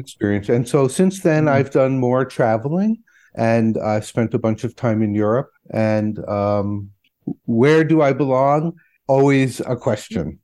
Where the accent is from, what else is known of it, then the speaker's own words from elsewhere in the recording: Connecticut, United States; moved away; also born or lived in Vermont; I did not grow up in New York, but next to New York in Connecticut